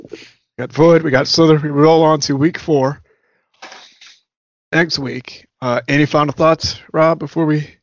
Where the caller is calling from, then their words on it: Maryland, United States; Our voicemail comes from here in my home state of Maryland.